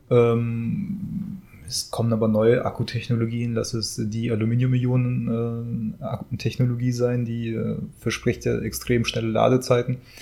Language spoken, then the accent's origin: German; Germany; bei uns in Deutschland.